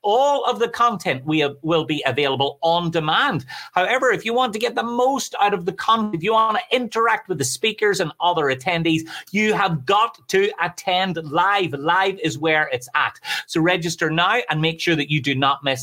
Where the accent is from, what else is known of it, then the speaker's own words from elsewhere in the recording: Ireland; I'm Irish